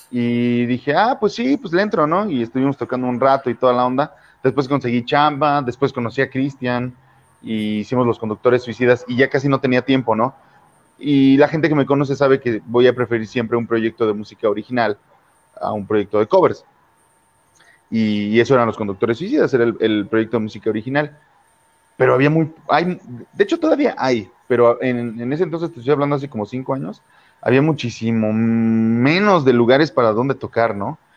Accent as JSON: {"language": "Spanish", "region": "Puebla", "country": "Mexico", "lives_now": "León, Mexico", "said": "Cuando yo llegué de Puebla, y bueno, eh"}